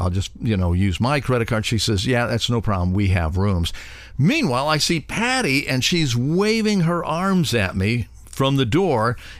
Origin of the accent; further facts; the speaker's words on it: Cleveland, Ohio, United States; I'm from Cleveland, Ohio.